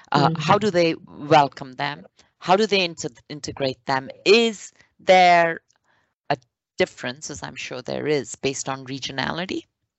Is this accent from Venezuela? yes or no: no; India; also born or lived in Germany; now in Canada; I lived in Germany when I was a young student, and I was from India and exotic, and everybody welcomed me.